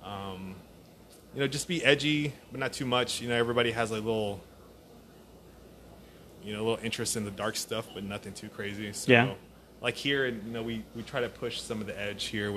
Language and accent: English; Cut and Shoot, Texas, United States; I grew up in a town called Cut and Shoot, Texas